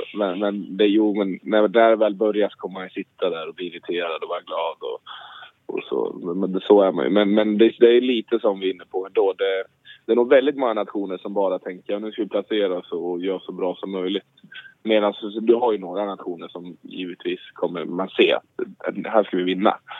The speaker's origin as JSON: {"language": "Swedish", "town": "Gothenburg", "region": "Västra Götaland", "country": "Sweden", "tie": "born or raised there", "moved": "yes", "said": "Jag är hemma i Göteborg"}